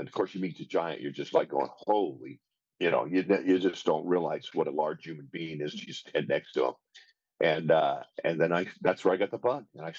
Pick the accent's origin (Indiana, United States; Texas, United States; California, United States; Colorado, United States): Colorado, United States; Denver; also born or lived in Omaha; So I grew up in Denver in my early years, and I always wanted to play football.